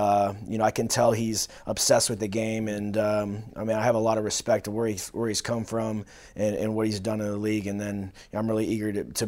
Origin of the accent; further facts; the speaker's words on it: Houston, Texas, United States; I came from Texas, Houston. My dad's a high school football coach in Texas, so I've been in locker rooms and on the fields my whole life.